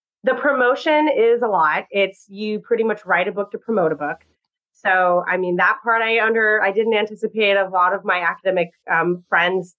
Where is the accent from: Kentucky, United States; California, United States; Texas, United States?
California, United States; Southern; now in New York, United States; I grew up in California, where it is very different. I grew up in Southern California